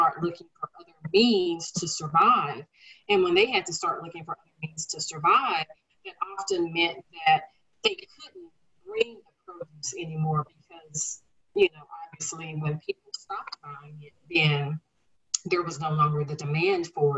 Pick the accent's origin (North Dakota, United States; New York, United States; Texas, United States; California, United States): Texas, United States; Dallas; I'm here in Dallas. I grew up in Dallas